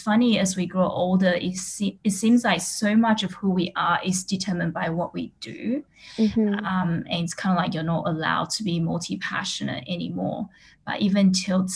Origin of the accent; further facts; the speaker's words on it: Australia; moved away as an adult; also born or lived in Taiwan; now in Singapore; I was born in Taiwan and I actually grew up in Australia, and now I'm in Singapore